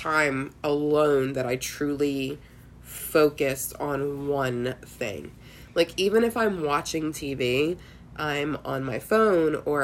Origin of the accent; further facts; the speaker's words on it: Philadelphia, Pennsylvania, United States; Growing up in Northeast Philly